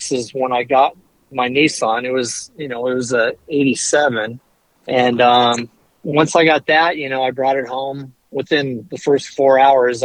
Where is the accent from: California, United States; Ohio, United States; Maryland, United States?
California, United States; Fallbrook; I grew up in North San Diego County in a town called Fallbrook